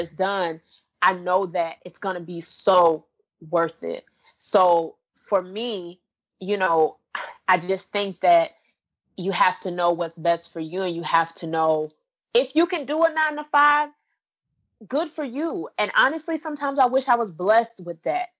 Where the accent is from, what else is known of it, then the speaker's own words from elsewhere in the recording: Orlando, Florida, United States; my hometown of Orlando